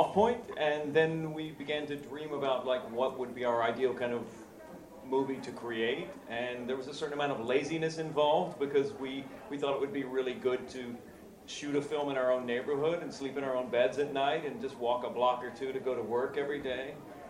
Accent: Texas, United States; also born or lived in Upper West Side, New York; now in New York, United States; Originally from Texas.

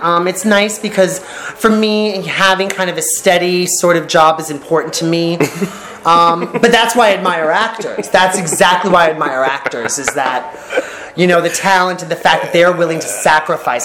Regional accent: New York, United States; moved away as an adult; now in California, United States; we are, both New Yorkers

